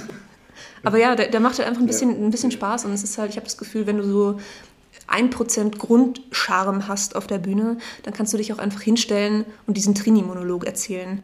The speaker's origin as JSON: {"language": "German", "region": "Salzburg", "country": "Austria", "moved": "as an adult", "lives_now": "Memmingen, Germany", "said": "ich ähm, komme aus Salzburg in Österreich"}